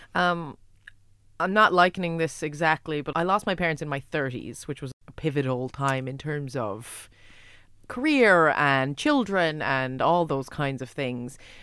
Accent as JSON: {"language": "English", "country": "United States", "moved": "yes", "lives_now": "Ireland", "said": "I'm American"}